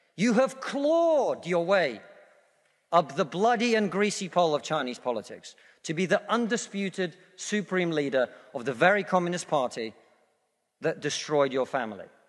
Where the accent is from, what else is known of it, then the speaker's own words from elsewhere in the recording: Russia; now in United Kingdom; I come from Russia, which is not a poor country